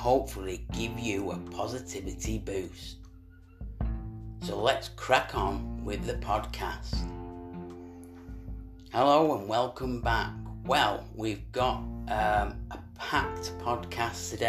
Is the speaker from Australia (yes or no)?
no; Manchester, North West England, United Kingdom; we're from Manchester